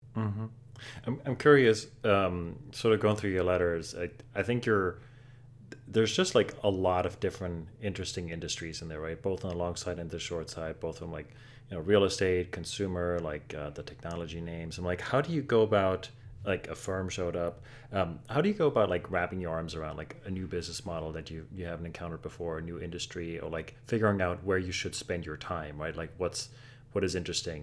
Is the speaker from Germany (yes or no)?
yes; Germany; now in New York, United States; I grew up in Germany